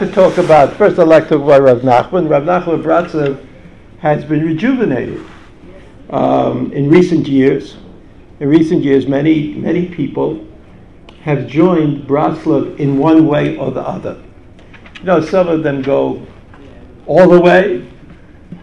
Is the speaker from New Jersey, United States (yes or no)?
no; New York City, New York, United States; I grew up in Brighton Beach, which is a neighborhood in Brooklyn, which is part of New York, which is part of America